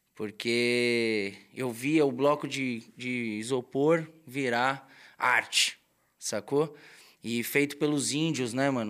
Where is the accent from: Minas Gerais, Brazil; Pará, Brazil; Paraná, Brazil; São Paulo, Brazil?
São Paulo, Brazil; also born or lived in Vila Isabel, Rio de Janeiro; now in Rio de Janeiro, Brazil; Sou paulistano nato com muito orgulho